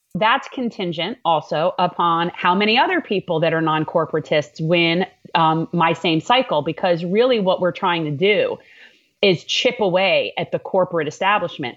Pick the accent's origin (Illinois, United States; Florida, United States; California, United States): Florida, United States; North Miami; I'm a native Floridian. I was born in North Miami, Florida